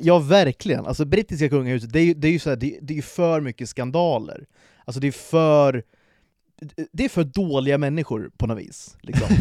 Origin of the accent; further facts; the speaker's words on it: Sweden; vi är födda i det här landet.